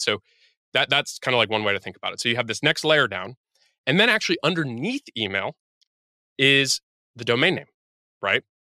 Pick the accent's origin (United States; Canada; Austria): United States; I'm American